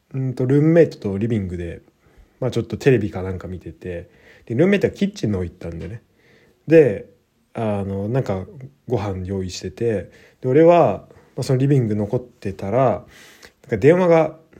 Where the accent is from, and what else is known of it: Japan; now in Germany